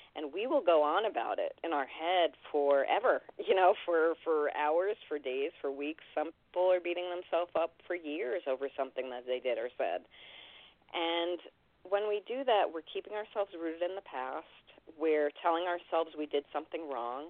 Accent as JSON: {"language": "English", "town": "New York City", "region": "New York", "country": "United States", "tie": "born or raised there", "said": "growing up in New York City"}